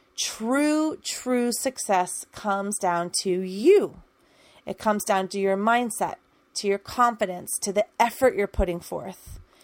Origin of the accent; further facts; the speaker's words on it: United States; I'm an American English teacher